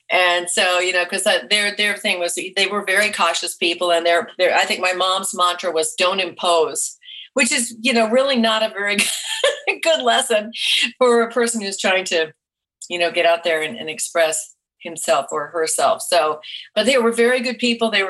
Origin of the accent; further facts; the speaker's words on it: New England, United States; also born or lived in Vermont / Massachusetts / Rhode Island; Well, I was born in Vermont, but I lived there a very short time. I lived all over New England, outside of Boston, Massachusetts, and then outside of Providence, Rhode Island.